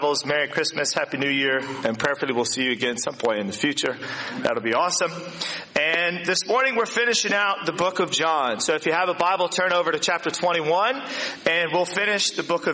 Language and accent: English; Virginia, United States; now in New Zealand; in my hometown in Virginia